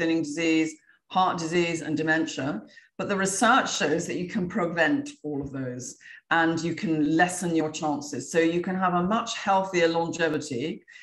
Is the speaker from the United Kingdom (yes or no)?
yes; England, United Kingdom; now in Florida, United States; I'm from England, although I live in Florida now